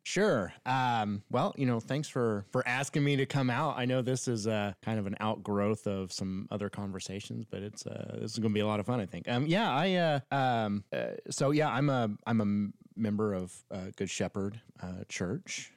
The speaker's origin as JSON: {"language": "English", "region": "Northern Florida", "country": "United States", "tie": "born or raised there", "said": "we grew up in Northern Florida, uh, right by Alabama"}